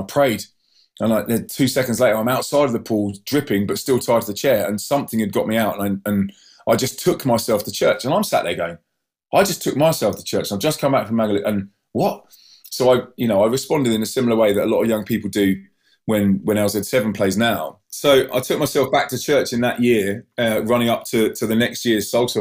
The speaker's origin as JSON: {"language": "English", "town": "Maidenhead", "region": "South East England", "country": "United Kingdom", "tie": "born or raised there", "also_born_or_lived": "Brussels / Manchester", "moved": "as an adult", "said": "So I moved from Windsor Maidenhead from the poshest part of the country to the poorest part of the country."}